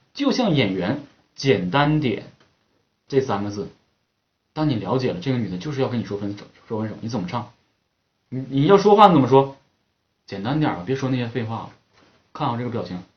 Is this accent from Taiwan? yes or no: no; Northeast China, China; 我们东北人讲格路